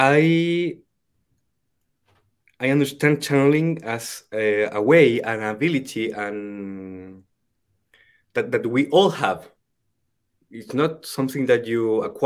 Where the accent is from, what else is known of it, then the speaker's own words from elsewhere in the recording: Chile; first language Spanish; English is a second language; I'm from the El Kibale in the Chilean Andes